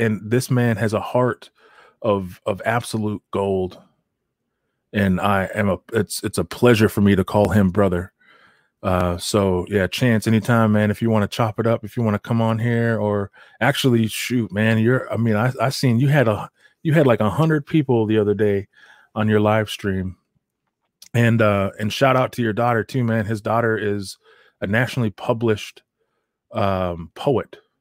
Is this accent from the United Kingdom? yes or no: no; United States; moved away; I'm Native American, so uh, I grew up on the reservation